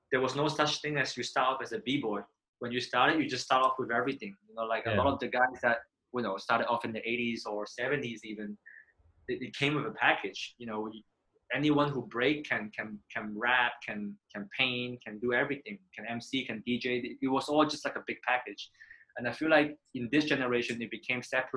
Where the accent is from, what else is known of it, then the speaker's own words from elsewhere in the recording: Manchester, North West England, United Kingdom; moved away as an adult; also born or lived in Korea; now in Hong Kong; I grew up in Manchester